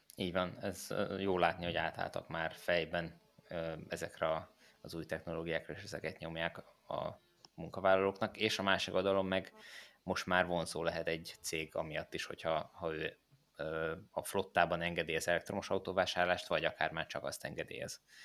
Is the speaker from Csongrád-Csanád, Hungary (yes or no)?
yes; Hódmezővásárhely, Csongrád-Csanád, Hungary; moved away; a Kódmezővásárhelyen, ahol én fölnőttem